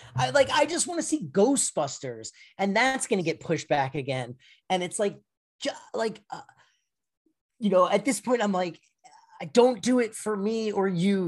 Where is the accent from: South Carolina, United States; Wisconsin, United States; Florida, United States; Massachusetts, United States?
Florida, United States; moved away; I'm from Florida originally